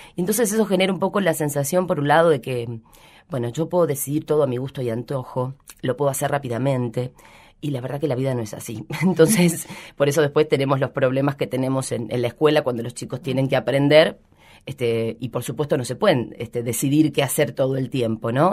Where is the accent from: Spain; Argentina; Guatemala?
Argentina; Rojas, Buenos Aires Province; now in Rosario, Argentina; hace muchísimos años que vivo acá, pero yo soy de Rojas, que es una ciudad pequeña de la provincia de Buenos Aires